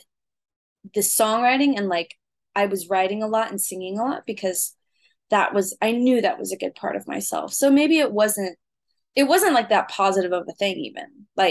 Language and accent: English; Willard, Missouri, United States; also born or lived in Springfield, Missouri; I grew up in Springfield, Missouri. It's a small town in southwest Missouri. I actually grew up in Willard, which is even smaller than that.